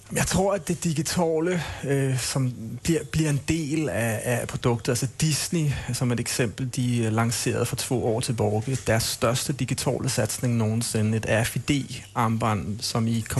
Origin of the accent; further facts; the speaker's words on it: Denmark; Swedish is a second language; jag, jag, jag är dansk, jag är en gnällig dansk, så är det bara.